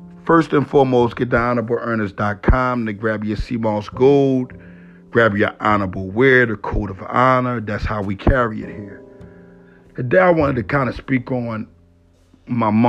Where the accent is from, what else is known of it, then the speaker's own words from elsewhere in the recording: Philadelphia, Pennsylvania, United States; I was raised in Philadelphia. Family come from all parts of North Philadelphia.